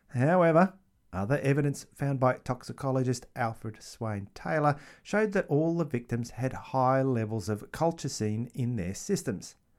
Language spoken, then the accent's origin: English; Australia; I am Australian